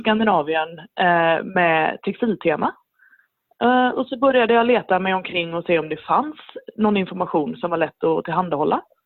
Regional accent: Sweden; moved away as an adult; now in Norway; jag är svensk

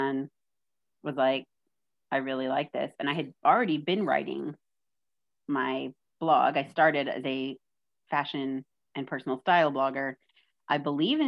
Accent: Austin, Texas, United States; also born or lived in San Antonio / Dallas; I've lived my whole life in Austin

